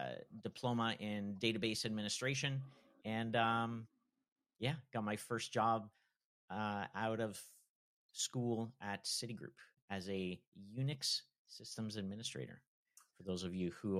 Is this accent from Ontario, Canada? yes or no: yes; Toronto, Ontario, Canada; I hail from Toronto, Canada